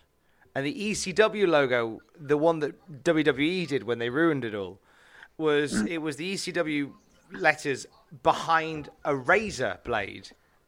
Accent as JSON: {"language": "English", "town": "Worcester", "region": "West Midlands", "country": "United Kingdom", "tie": "born or raised there", "said": "since that's up the road from my hometown of Worcester."}